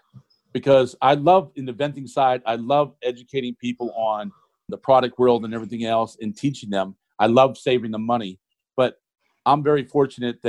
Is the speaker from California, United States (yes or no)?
no; Ohio, United States; I'm originally from Ohio